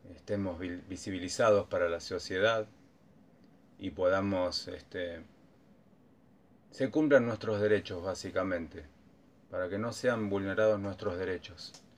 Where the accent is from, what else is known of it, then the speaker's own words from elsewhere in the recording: San Francisco Solano, Buenos Aires Province, Argentina; oriundo de San Francisco Solano, partido de Quilmes.